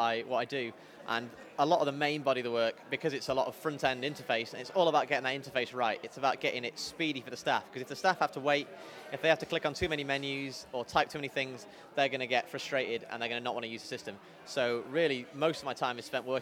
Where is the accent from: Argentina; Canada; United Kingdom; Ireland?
United Kingdom; Bury, North West England; also born or lived in Liverpool / Durham; now in Manchester, United Kingdom; growing up in Bury, moved there when I was 5 years old.